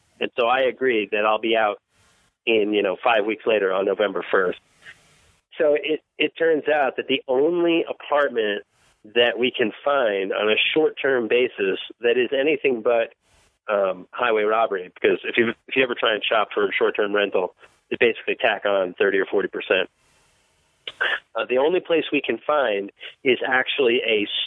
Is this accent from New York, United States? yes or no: yes; Long Island, New York, United States; I'm from Long Island. Port Washington's about 20 minutes from where I grew up